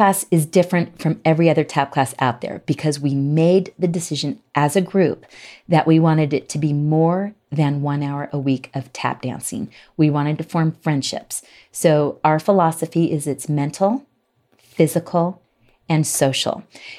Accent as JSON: {"language": "English", "town": "Salt Lake City", "region": "Utah", "country": "United States", "said": "poking fun of the fact that we are from Salt Lake."}